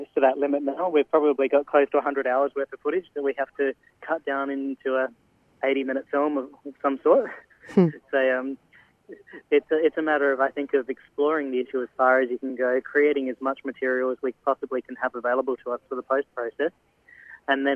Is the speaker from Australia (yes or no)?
yes; Adelaide, South Australia, Australia; moved away as an adult; now in Melbourne, Australia; I've actually relocated to Melbourne for the shoot. I'm originally from Adelaide.